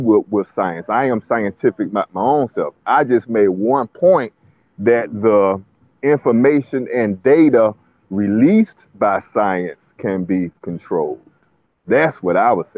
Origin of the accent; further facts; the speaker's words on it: Jacksonville, Florida, United States; I'm from Florida, Duval County.